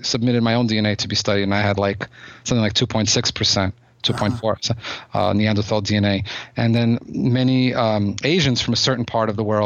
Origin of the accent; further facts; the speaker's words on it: United States; also born or lived in Odessa, Ukraine; I'm an American. I was raised in America, and, you know, although I was born there